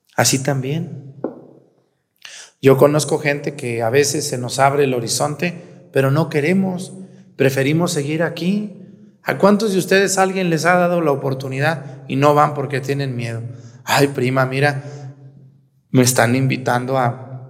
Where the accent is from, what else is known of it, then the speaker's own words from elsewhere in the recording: Jalisco, Mexico; also born or lived in Aguascalientes; now in Guerrero, Mexico; Yo nací en Jalisco.